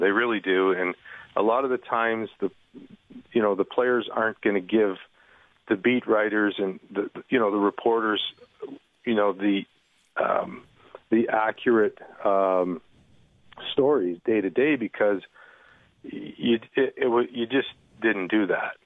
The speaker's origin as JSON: {"language": "English", "town": "Toronto", "region": "Ontario", "country": "Canada", "tie": "born or raised there", "said": "born and raised in Toronto"}